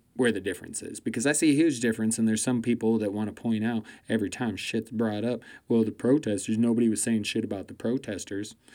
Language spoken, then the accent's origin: English; United States; I'm an American and I live here